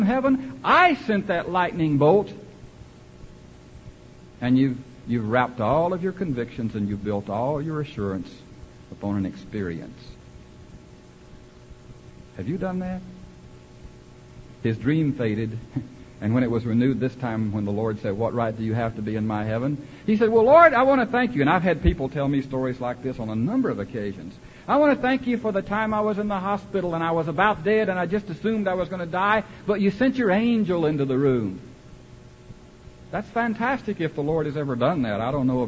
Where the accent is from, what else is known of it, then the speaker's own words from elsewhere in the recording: Central Texas, United States; I was born in Central Texas